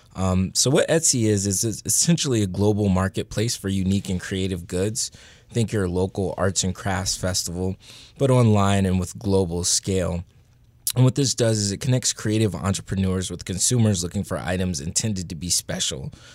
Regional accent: Northern Virginia, United States; I'm from Northern Virginia

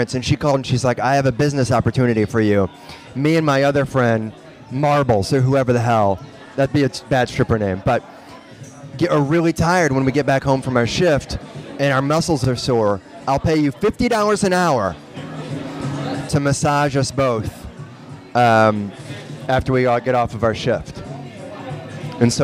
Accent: Memphis, Tennessee, United States; moved away; I'm from Memphis

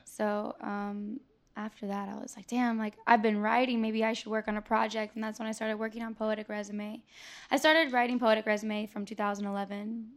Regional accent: Tampa, Florida, United States; I was born and raised here

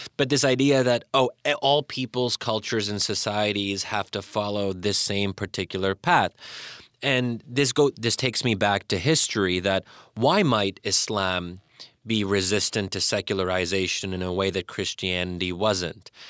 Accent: United States; those of us who had grown up in America

